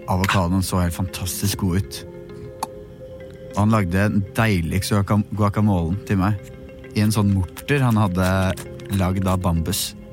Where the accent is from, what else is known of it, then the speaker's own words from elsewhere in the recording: Norway; Jeg er journalist fra Norge.